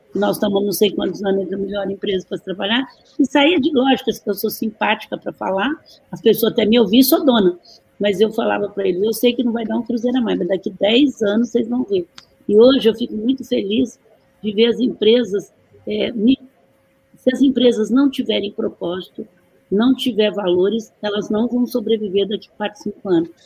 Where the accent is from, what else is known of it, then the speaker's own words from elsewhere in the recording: Brazil; eu sou muito brasileira